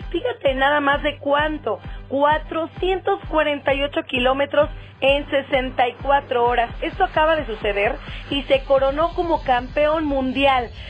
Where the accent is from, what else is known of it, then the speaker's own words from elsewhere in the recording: Mexico; Yo quiero platicarles algo que me llena de mucho orgullo porque soy mexicana.